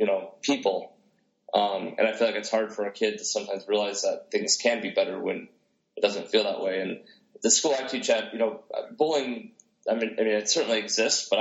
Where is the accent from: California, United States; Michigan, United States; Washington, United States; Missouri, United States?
Michigan, United States; outside Detroit; growing up outside Detroit with the techno music